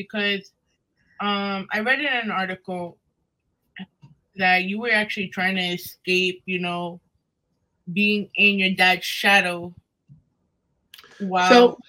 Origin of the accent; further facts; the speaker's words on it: New York City, New York, United States; I had that same type of upbringing here in Astoria.